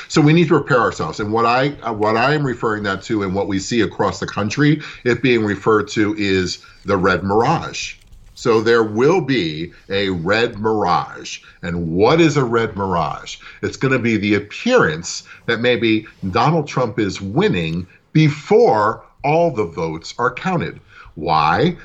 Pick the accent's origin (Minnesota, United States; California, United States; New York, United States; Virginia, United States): New York, United States; New York City; I was born in Brooklyn myself